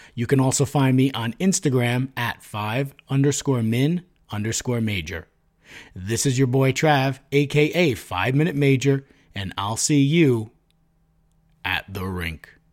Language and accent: English; Suffern, New York, United States; I grew up in Suffern and I work in Suffern